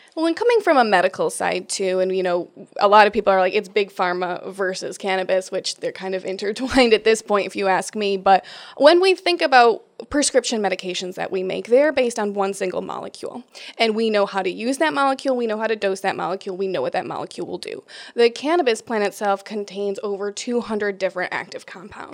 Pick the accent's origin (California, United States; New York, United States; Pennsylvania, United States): New York, United States; Rochester; born and raised in Rochester, New York